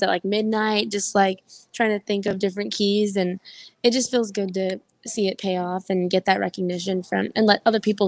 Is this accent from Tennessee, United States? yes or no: no; South Texas, United States; I'm always down for my hometown people